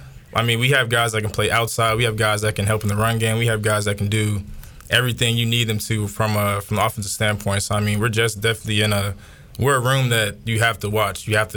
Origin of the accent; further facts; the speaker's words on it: Charlotte, North Carolina, United States; I'm from Charlotte, North Carolina.